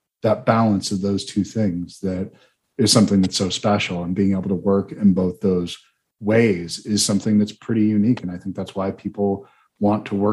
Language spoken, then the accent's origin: English; Eastern Seaboard, United States; now in Marana, United States; I was born and raised on the Eastern Seaboard